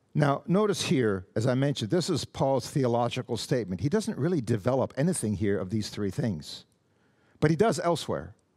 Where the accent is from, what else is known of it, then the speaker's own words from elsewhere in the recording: Canada; I'm Canadian. I am not an American